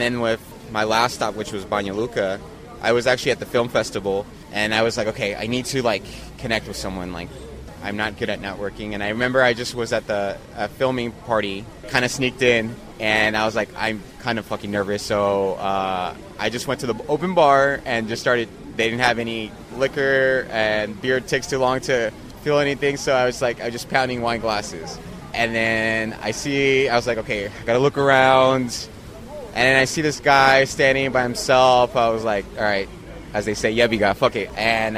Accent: Mexico; Most of the time, I'm the first Mexican they meet.

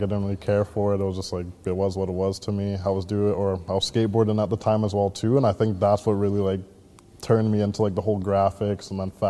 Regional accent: Port Coquitlam, British Columbia, Canada; also born or lived in Vancouver; born and raised in Port Coquitlam. Yeah, been living here since I was like 4 or 5 years old. Before that, I was kind of in like Vancouver as well, but. Yeah, other than that, yeah, was going to school in Poco as well, too.

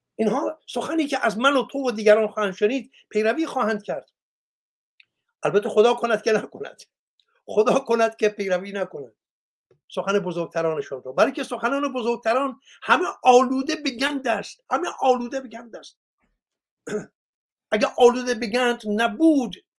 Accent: Iran; من ایرانیم

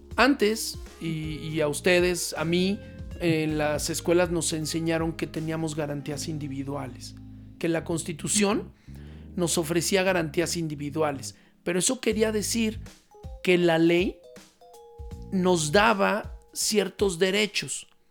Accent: Mexico

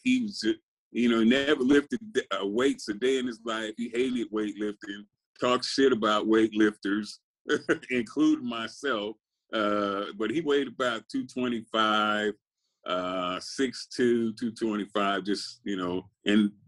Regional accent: Compton, California, United States; also born or lived in Little Rock, Arkansas; I grew up in Compton. I was born in Arkansas, though. I was born in Little Rock, Arkansas, but we moved to Compton, you know, when I was about 2 years old

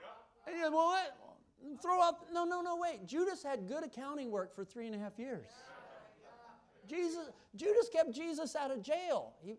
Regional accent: the South, United States; You look at gospel. I'm from the South, Southern gospel music.

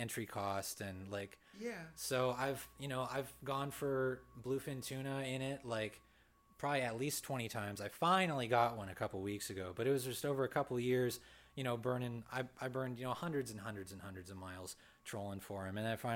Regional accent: Thousand Oaks, California, United States; I come from Newbury Park, Thousand Oaks

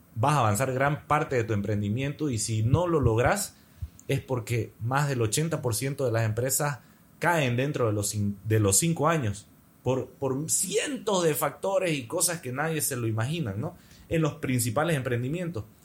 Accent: Santa Cruz de la Sierra, Santa Cruz, Bolivia; Mi pueblo, Santa Cruz

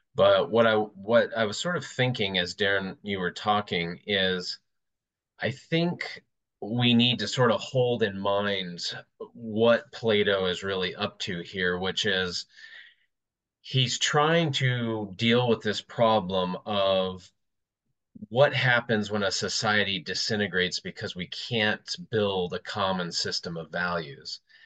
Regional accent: United States; as an American

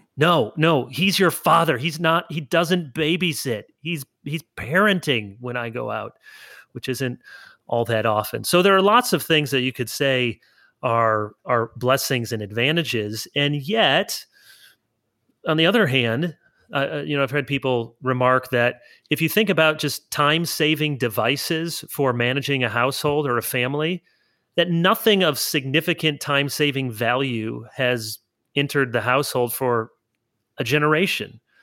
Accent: Grand Rapids, Michigan, United States; moved away as an adult; also born or lived in South Holland, Illinois / Orange City, Iowa / East Lansing, Michigan; I was born outside of Chicago in South Holland, Illinois, and then I moved to Grand Rapids area when I was a kid

